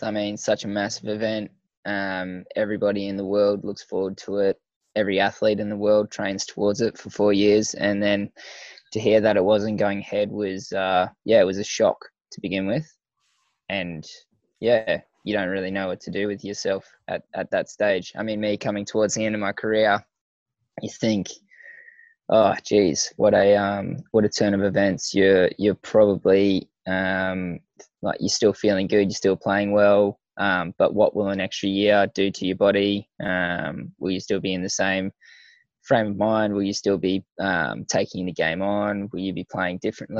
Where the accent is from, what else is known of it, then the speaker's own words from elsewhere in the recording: Mackay, Queensland, Australia; moved away; also born or lived in Gympie, Queensland / Brisbane, Queensland; I went to primary school and secondary school in Mackay and preschool. So, but I moved to Mackay when I was four and a half.